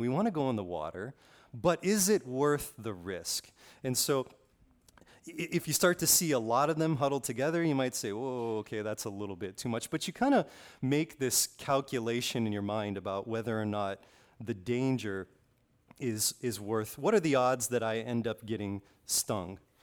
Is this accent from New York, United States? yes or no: no; Kailua-Kona, Hawaii, United States; I grew up on the Big Island, uh, p, specifically on the west side of the Big Island, Kailua-Kona